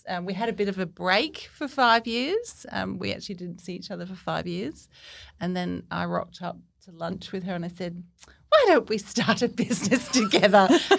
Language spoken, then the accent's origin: English; Cornwall, South West England, United Kingdom; moved away as an adult; now in Australia; I grew up in Cornwall in England.